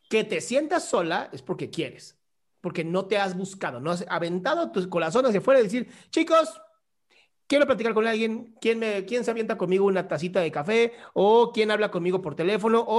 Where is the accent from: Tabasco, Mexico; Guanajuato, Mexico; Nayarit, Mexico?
Tabasco, Mexico; Soy de Tabasco.